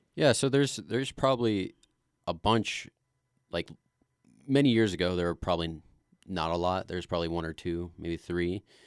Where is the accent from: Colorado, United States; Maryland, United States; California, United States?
Colorado, United States; Glenwood Springs; I grew up here in Glenwood Springs. Uh, I was born right here, and uh, I've kind of lived my whole life here so far.